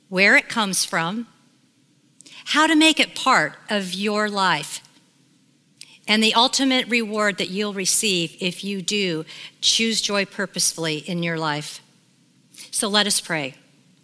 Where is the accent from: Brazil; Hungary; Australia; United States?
United States; Sacramento, California; I grew up in Sacramento, California, in a very loving home of my mom and dad